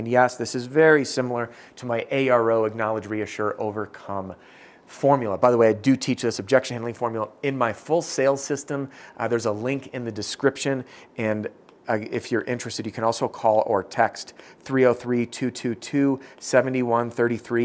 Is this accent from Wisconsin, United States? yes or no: yes; Madison, Wisconsin, United States; born or raised there